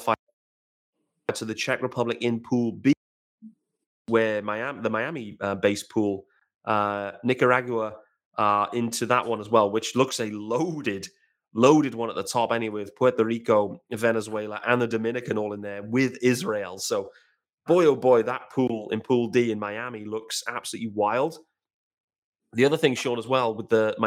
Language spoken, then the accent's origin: English; United Kingdom; us as great British guys